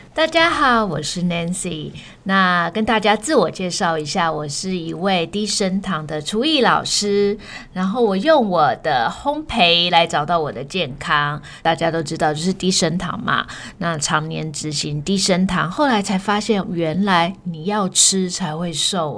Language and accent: Chinese; Australia; 我在澳洲长大的